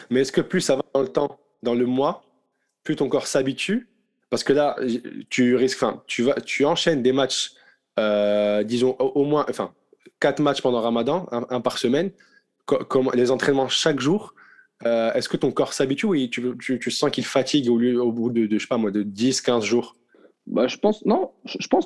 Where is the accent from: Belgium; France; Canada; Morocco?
Morocco; first language Arabic; French is a second language; On est marocain, on parle arabe à la maison